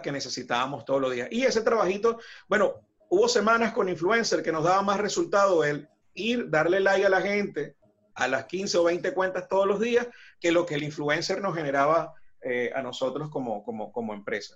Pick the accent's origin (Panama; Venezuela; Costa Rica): Venezuela; Ciudad Bolívar, Bolívar; moved away as an adult; now in Buenos Aires, Argentina; Ciudad Bolívar, en la ciudad donde soy de Venezuela.